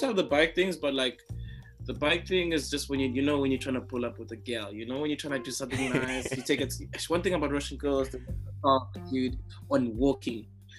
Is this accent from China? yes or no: no; South Africa; so I came from South Africa in December, right?